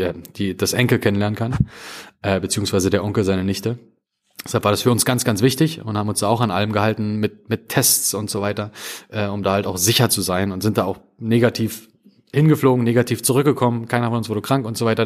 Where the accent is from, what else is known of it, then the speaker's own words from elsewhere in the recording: Spreewald, Brandenburg, Germany; ich komme ja aus dem Spreewald, ich komme ja aus dem Osten